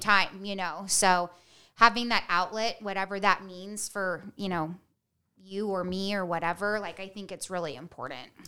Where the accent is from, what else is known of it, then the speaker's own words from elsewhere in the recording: Bishop, California, United States; I grew up in Bishop, California, like, up by Mammoth